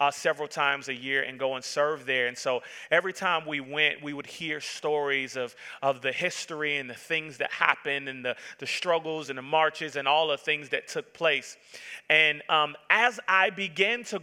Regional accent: Atlanta, Georgia, United States; I was born and raised in Atlanta, Georgia

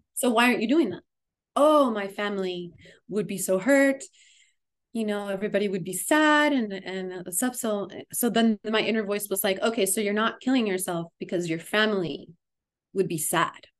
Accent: Miami, Florida, United States; moved away as an adult; now in Asheville, United States; the Miami community after I've been away cuz I I live now in Asheville for the last almost 7 years. And um going to be heading back and starting to grow some roots back in my hometown

